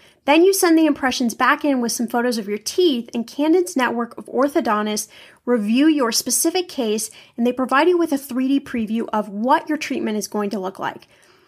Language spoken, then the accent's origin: English; Midwest, United States; born there; I don't know if I would call it an accent, but I was born in the Midwest, so maybe you hear a little bit of that. But I've lived in California for so many years